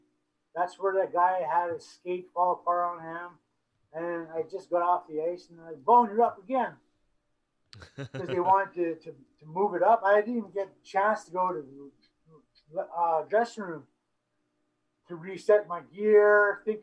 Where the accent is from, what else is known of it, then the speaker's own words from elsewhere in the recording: Brandon, Manitoba, Canada; I was from Brandon